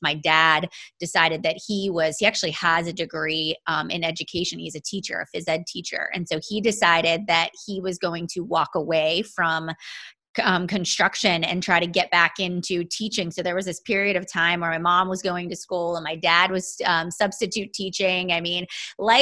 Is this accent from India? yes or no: no; Pittsburgh, Pennsylvania, United States; I am from east of the city. So I grew up in the Penn Trafford area